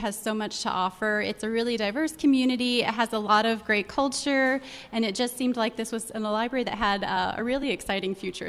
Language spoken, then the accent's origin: English; Terre Haute, Indiana, United States; I joined this great community. I'm previously from Terre Haute, Indiana.